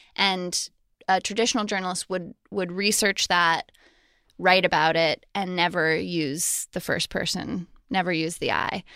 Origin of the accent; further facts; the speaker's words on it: Colorado Springs, Colorado, United States; I grew up in Colorado Springs, Colorado